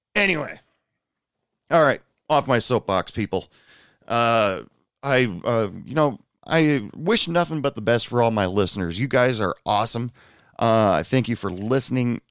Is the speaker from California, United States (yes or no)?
no; Portland, Oregon, United States; now in New York City, United States; I'm originally from the Portland area, uh, Portland area in Oregon